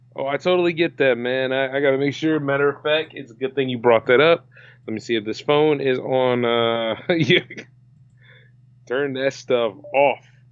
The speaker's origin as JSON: {"language": "English", "region": "Delaware", "country": "United States", "said": "an independent creator from Delaware"}